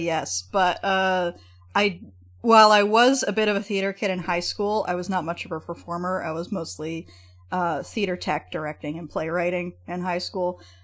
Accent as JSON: {"language": "English", "town": "Edmonton", "region": "Alberta", "country": "Canada", "tie": "born or raised there", "said": "my hometown, Edmonton"}